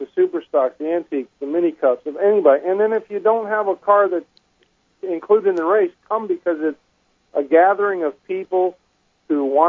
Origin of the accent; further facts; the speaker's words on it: the North, United States; now in Florida, United States; I'm from the North